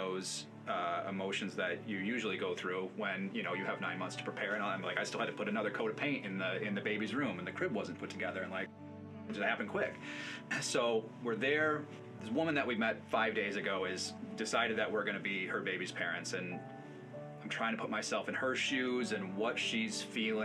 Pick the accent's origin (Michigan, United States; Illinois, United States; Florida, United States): Michigan, United States; Jenison; also born or lived in Grand Rapids; now in Hudsonville, United States; I grew up in Jenison, also lived in Grand Rapids for a while with her